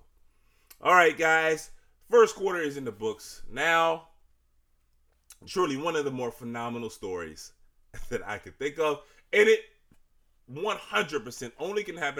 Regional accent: Richmond, Virginia, United States; I'm from Richmond. Y'all know this. But for the new listeners, I'm from Richmond. Grew up watching wrestling

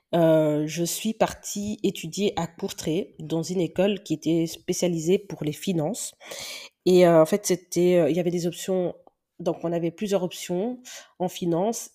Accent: Belgium; accent: Belgian; C'est peut-être pour ça que vous entendez mon accent belge. Ouais, il est vraiment belge.

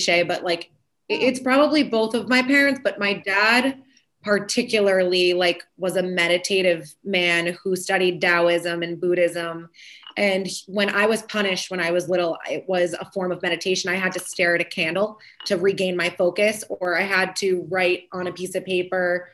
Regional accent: Framingham, Massachusetts, United States; also born or lived in New York; move back to my hometown of Framingham

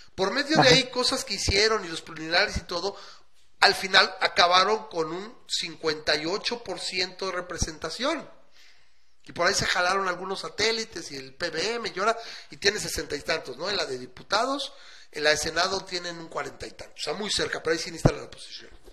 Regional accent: Mexico; nosotros los mexicanos

